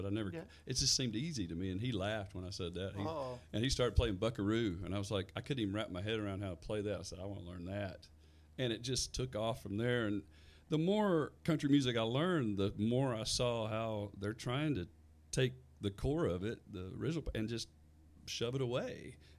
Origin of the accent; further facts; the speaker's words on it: Southaven, Mississippi, United States; also born or lived in Shreveport, Louisiana; We moved around a lot when I was a kid, but I grew up most of my formative years, I guess, right outside Memphis in South Haven, Mississippi.